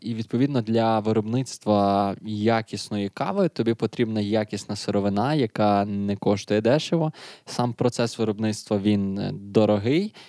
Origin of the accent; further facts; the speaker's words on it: Lviv, Lviv Oblast, Ukraine; ми ж зі Львова